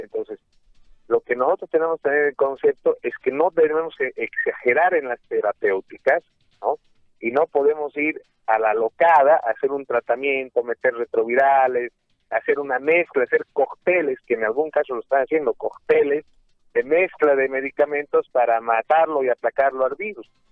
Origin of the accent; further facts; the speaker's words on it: Bolivia; todos nosotros como bolivianos